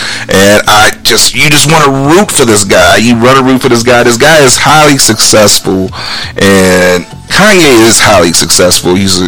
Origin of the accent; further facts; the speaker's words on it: Chicago, Illinois, United States; We grew up in Chicago.